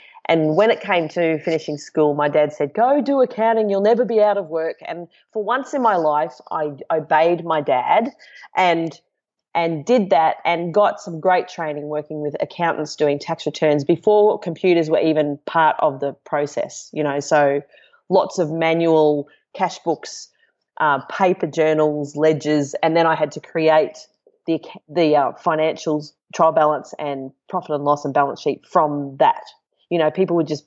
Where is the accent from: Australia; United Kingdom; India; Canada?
Australia; Brisbane, Queensland; now in Gold Coast, Australia; I grew up in Brisbane and moved to the Gold Coast